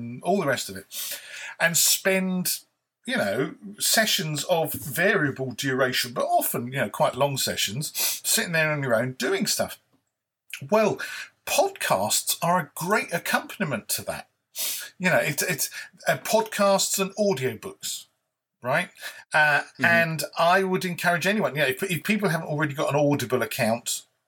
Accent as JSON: {"language": "English", "country": "United Kingdom", "said": "I'm British"}